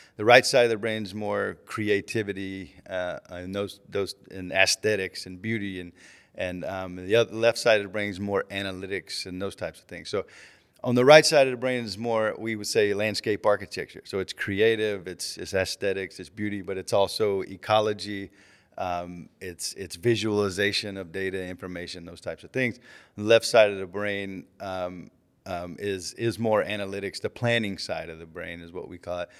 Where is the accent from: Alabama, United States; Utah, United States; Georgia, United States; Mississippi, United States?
Alabama, United States; Auburn; moved away as an adult; I grew up right outside of Auburn, Alabama